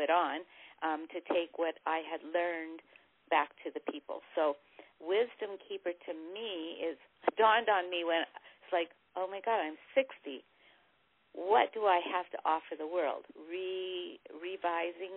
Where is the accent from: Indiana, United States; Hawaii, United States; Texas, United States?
Hawaii, United States; moved away; I moved from Hawaii, where I was being raised